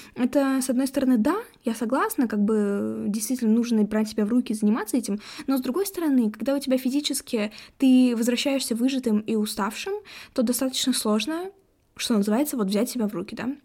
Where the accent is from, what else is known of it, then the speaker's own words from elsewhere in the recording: Ufa, Bashkortostan, Russia; мы из Уфы, где вообще там полтора миллиона человек почти живет